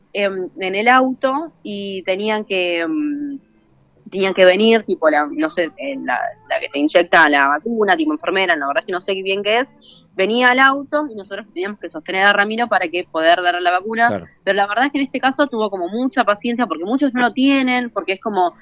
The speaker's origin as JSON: {"language": "Spanish", "town": "Morón", "region": "Buenos Aires Province", "country": "Argentina", "said": "yo soy de Morón, el gallito de Morón, el grande."}